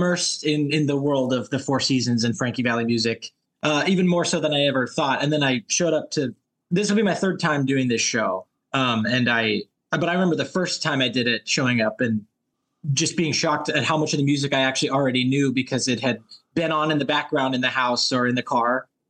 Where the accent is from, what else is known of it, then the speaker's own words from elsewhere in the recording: Los Angeles, California, United States; I'm from Los Angeles.